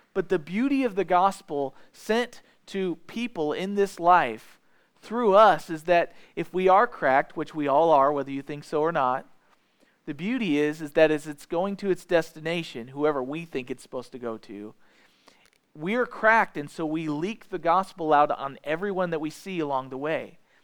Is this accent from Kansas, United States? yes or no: no; edge of Iron County, Missouri, United States; I grew up not in Iron County, but just on the edge of it